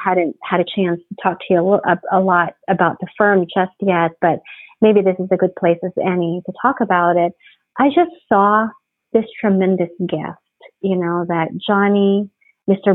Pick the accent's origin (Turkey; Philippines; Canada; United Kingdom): Philippines; moved away as an adult; also born or lived in Providence, Rhode Island / Japan / New York; now in Houston, United States; I grew up in the Philippines. I, I actually was born and raised in the Philippines